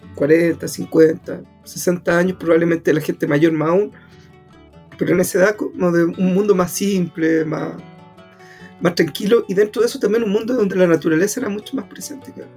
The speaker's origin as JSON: {"language": "Spanish", "region": "Antofagasta", "country": "Chile", "also_born_or_lived": "Puerto Cisnes", "said": "yo soy del norte, yo soy de Antofagasta"}